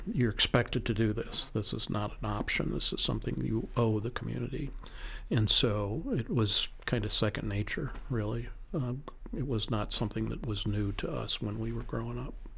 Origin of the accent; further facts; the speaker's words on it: St. Louis, Missouri, United States; I was born and raised in Saint Louis, Missouri